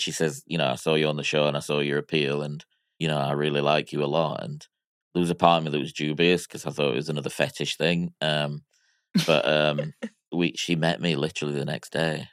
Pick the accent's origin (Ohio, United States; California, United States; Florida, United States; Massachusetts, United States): Florida, United States; Miami; I was born in Miami in nineteen eighty-two